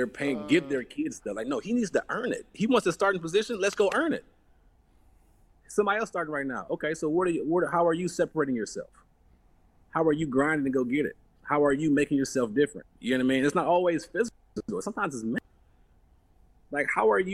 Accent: Cleveland, Ohio, United States; I come from Cleveland, Ohio.

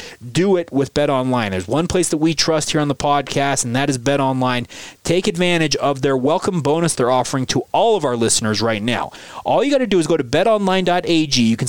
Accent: Orem, Utah, United States; Fea played at Orem High School, and of course, I grew up in Orem, so I have a pretty keen insight on how players in that city have developed.

